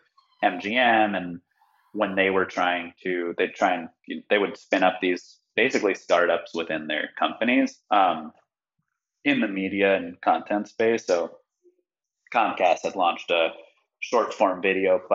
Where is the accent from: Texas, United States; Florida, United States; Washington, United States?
Florida, United States; Miami; moved away as an adult; also born or lived in New York; I grew up in Miami, which is now, you know, crypto city of the world